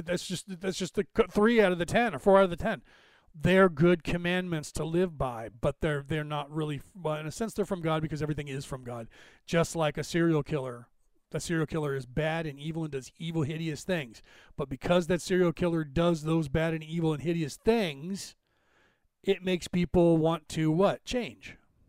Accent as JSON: {"language": "English", "country": "Ireland", "said": "Because I'm Irish, I speak a little bit long on subjects"}